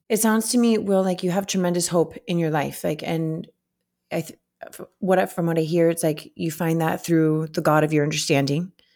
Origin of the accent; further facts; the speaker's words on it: South Florida, United States; the families in my home state in South Florida